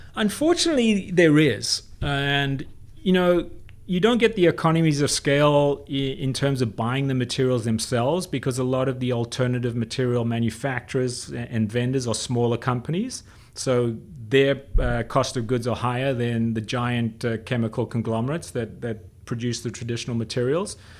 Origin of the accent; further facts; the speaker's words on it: South Africa; I grew up in South Africa when I was a kid